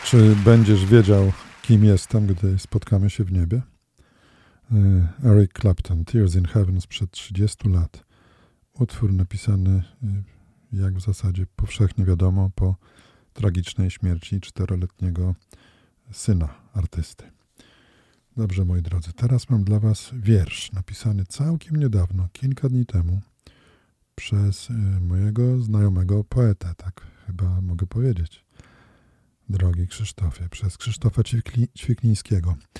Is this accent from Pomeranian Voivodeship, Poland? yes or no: no; Radom, Masovian Voivodeship, Poland; moved away as an adult; also born or lived in Toruń; now in Olsztyn, Poland; Ja się przemieściłem z Radomia do Torunia, no, potem do Olsztyna